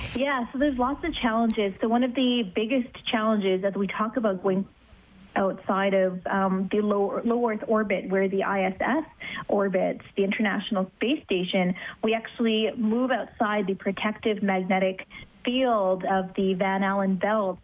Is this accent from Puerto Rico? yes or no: no; Canada; I'm Canadian